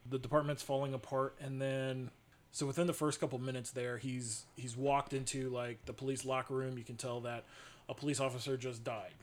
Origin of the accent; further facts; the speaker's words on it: Columbus, Ohio, United States; where we grew up in Clintonville, Studio 35, which is still there, had some of the best movies growing up